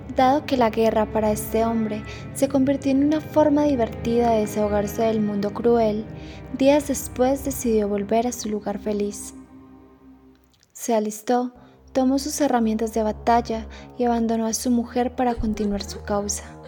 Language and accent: Spanish; Paisa region, Colombia; la identidad que nos representa como paisas